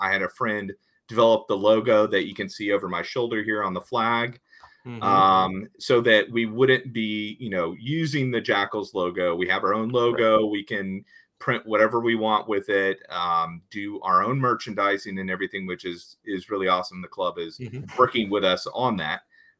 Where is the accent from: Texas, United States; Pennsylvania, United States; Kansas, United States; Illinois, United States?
Texas, United States; accent: Texas; also born or lived in Ohio; I am born and bred in Texas, between Dallas and Houston. And then spent 4 years in Ohio for a college